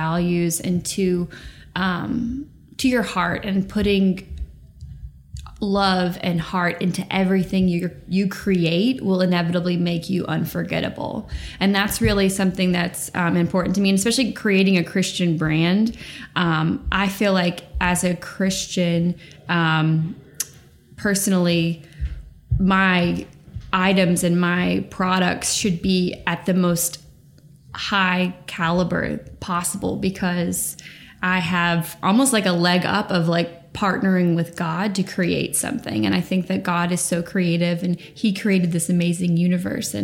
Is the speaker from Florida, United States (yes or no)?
no; Alabama, United States; moved away as an adult; now in New York, United States; I've lived in New York for the past almost 10 years. I'm originally from Alabama